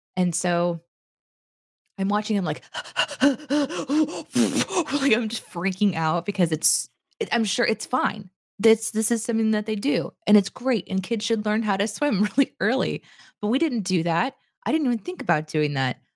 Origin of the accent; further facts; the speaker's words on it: Springfield, Missouri, United States; Springfield, which is where I grew up